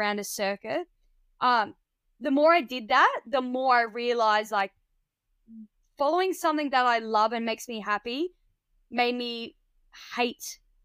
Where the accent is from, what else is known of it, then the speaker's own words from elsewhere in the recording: Barmera, South Australia, Australia; also born or lived in Adelaide, South Australia; I'm originally from rural country Australia, well, South Australia, in a town called Barmer. It's like a region, it's called the Riverland